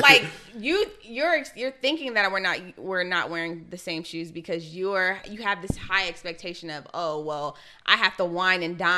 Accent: Ohio, United States; I'm from Ohio

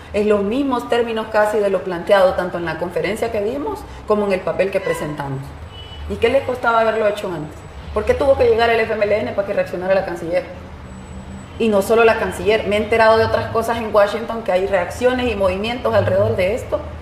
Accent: El Salvador; hablé como salvadoreña

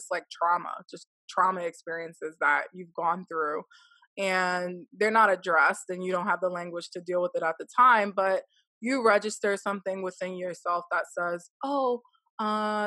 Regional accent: United States; growing up in the United States

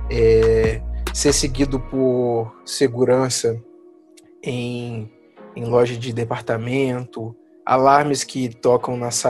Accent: Serra, Espírito Santo, Brazil; eu sou de Serra

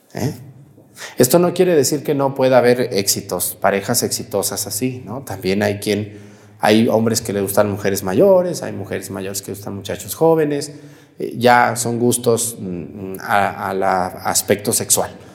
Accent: Mexico; moved away; Cuando yo voy a mi pueblo allá en Mestigacán, yo llego a la casa de mis abuelos que ya no viven, donde yo crecí

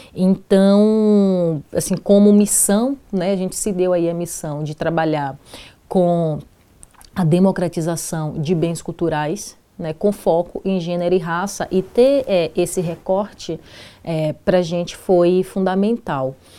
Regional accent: Salvador, Bahia, Brazil; now in São Paulo, Brazil; eu venho de Salvador e em Salvador, é, ainda na, na adolescência, já, já integrava o movimento de mulheres negras

